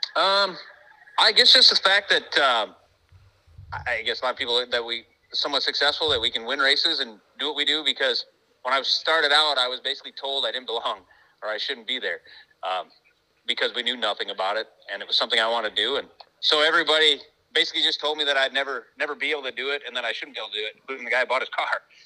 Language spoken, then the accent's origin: English; United States; I'm from America